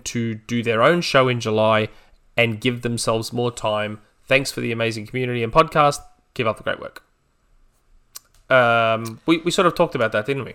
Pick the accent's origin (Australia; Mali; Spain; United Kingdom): Australia; I'm Australian